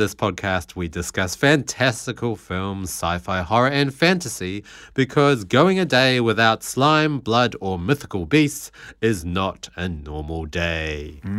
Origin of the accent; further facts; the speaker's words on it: United Kingdom; I am very British.